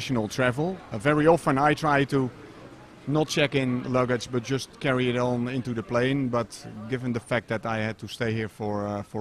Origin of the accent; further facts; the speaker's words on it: Netherlands; my home country is the Netherlands